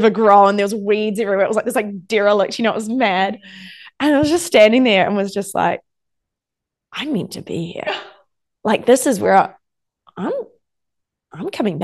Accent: New Zealand; I'm from New Zealand.

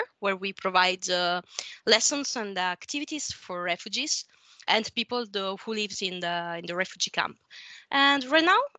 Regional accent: small town near Pompeii, at the foot of Vesuvius, Campania, Italy; English is a second language; moved away as an adult; I'm Italian. I came from a small town at the bottom of the Vesuvio near Pompeii. But for study and work reasons, I don't live there since a while now.

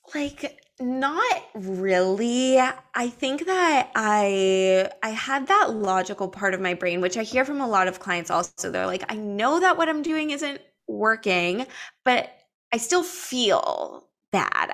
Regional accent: Los Angeles, California, United States; I grew up in Los Angeles as a performing artist

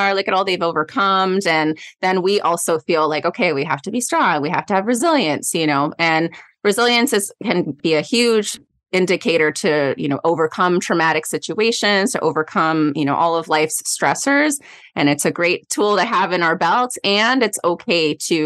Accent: Goleta, California, United States; I'm from the Goleta area.

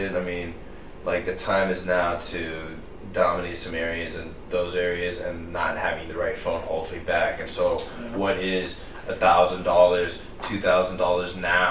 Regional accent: United States; I am American, but I definitely in a lot of ways am more Indian than American in terms of principles and focus

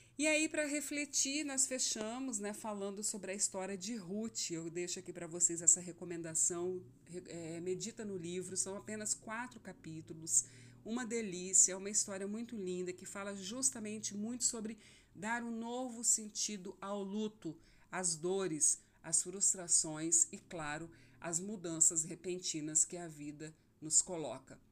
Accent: Rondonópolis, Mato Grosso, Brazil; moved away as an adult; also born or lived in Cuiabá; eu sou de Rondonópolis, eu estava em Cuiabá já há alguns anos e eu recebi uma direção de Deus para voltar

